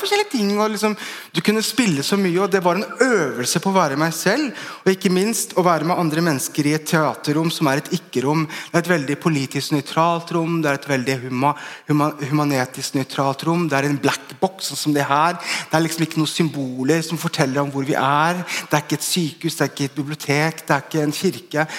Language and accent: Norwegian; Bærum, Akershus, Norway; Jeg vokste opp i Bærum på 90-tallet